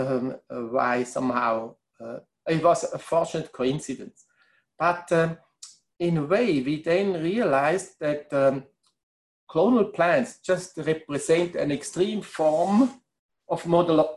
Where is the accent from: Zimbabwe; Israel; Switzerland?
Switzerland; English is a second language; moved away as an adult; also born or lived in Bangor, Wales